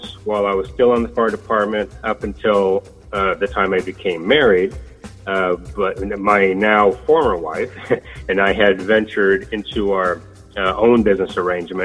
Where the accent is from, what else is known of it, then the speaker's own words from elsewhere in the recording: Sacramento, California, United States; I am from Sacramento.